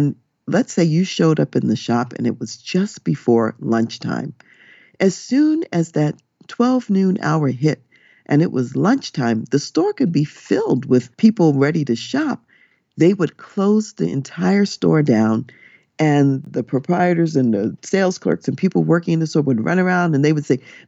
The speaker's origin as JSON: {"language": "English", "country": "United States", "also_born_or_lived": "Germany", "said": "an American person working for an American company"}